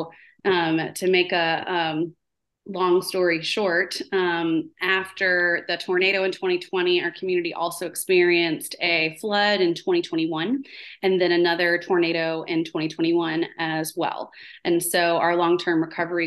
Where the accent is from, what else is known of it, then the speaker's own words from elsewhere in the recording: New Orleans, Louisiana, United States; now in Wilson County, Tennessee, United States; I'm from New Orleans, is where I was raised for most of my life.